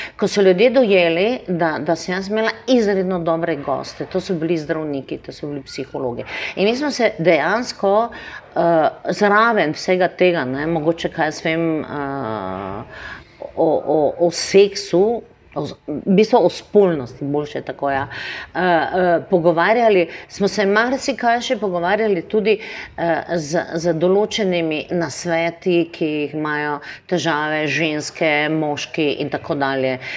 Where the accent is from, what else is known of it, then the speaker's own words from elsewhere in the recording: Maribor, Drava, Slovenia; Meni ni prvo, da sem iz Slovenije, ampak sem iz Maribora.